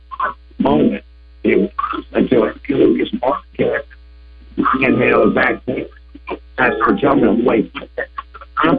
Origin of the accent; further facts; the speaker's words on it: Little Rock, Arkansas, United States; being homegrown, born in Little Rock. All the games that I got to watch were right there, you know, growing up in Little Rock